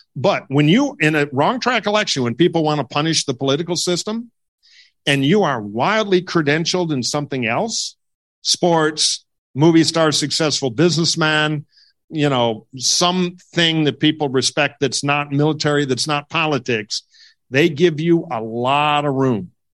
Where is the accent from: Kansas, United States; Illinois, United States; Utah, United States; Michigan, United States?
Michigan, United States; Detroit; I'm from Michigan, I'm from Detroit.